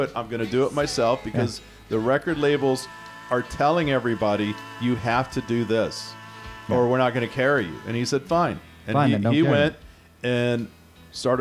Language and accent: English; Houston, Texas, United States; growing up in Houston